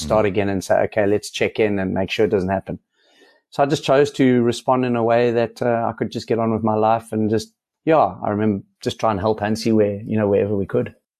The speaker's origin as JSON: {"language": "English", "country": "South Africa", "said": "as a South African"}